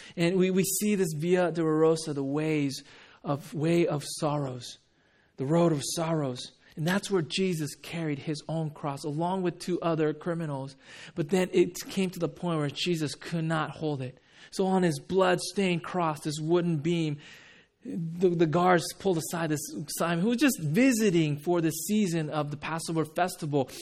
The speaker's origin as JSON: {"language": "English", "town": "Huntington Beach", "region": "California", "country": "United States", "tie": "born or raised there", "also_born_or_lived": "Japan / Rochester, New York", "said": "I grew up in Huntington Beach"}